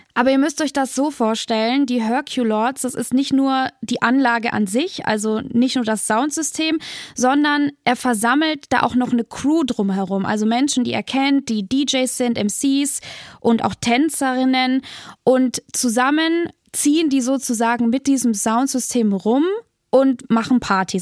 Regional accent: Nuremberg, Bavaria, Germany; in Nürnberg, da wo ich herkomme

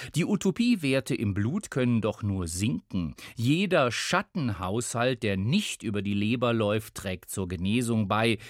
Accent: Germany; Hier bei uns in Deutschland

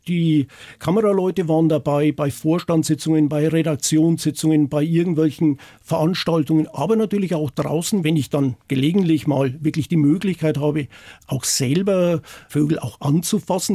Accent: Upper Palatinate, Bavaria, Germany; now in Eysölden, Germany; Ich bin in der Oberpfalz aufgewachsen. Das hört man sicherlich, das hört man an, am Akzent, das soll man auch hören

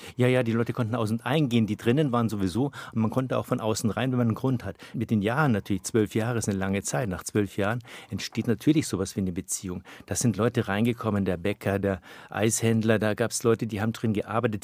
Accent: Wolfratshausen, Bavaria, Germany; now in Berlin, Germany; Ich bin ja nicht nur in Wolfratshausen aufgewachsen

